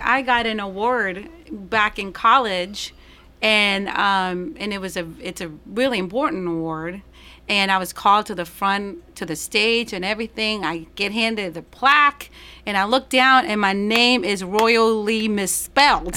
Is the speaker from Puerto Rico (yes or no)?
yes; Puerto Rico; first language Spanish; English is a second language; also born or lived in Florida / Nashville, Tennessee / Knoxville, Tennessee; now in Murfreesboro, United States; I'm from origin originally from Puerto Rico